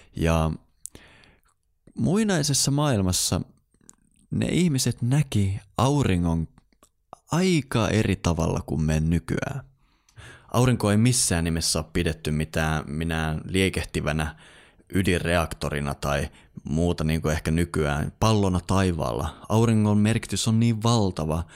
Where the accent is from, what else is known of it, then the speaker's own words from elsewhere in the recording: Eastern Lapland, Finland; tuolla Itä-Lapissa, mistä mä oon kotoisin